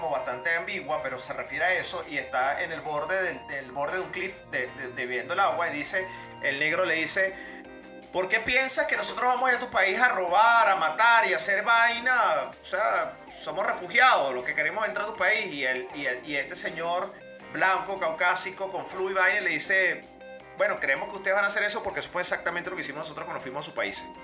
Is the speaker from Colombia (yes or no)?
no; Venezuela; por lo menos nosotros que somos venezolanos, que viajamos que jode.